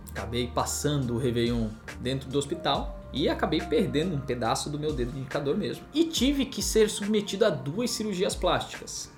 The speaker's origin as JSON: {"language": "Portuguese", "region": "Santa Catarina", "country": "Brazil", "also_born_or_lived": "São Paulo / Campinas", "moved": "as an adult", "said": "Eu sou catarinense, mas estava lá em São Paulo"}